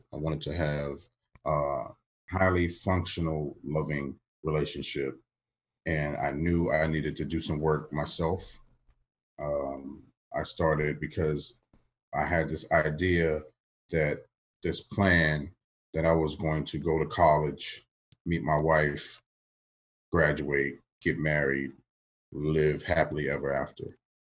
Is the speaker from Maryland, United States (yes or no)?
yes; Maryland, United States; moved away as an adult; also born or lived in Johnson City, Tennessee; I'm coming from Maryland to Tennessee